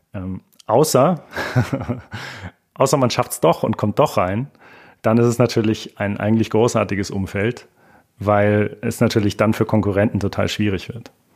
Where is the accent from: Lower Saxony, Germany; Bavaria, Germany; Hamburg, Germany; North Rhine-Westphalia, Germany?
Bavaria, Germany; rural area south of Munich; auf dem Land südlich von München, wo ich herkomme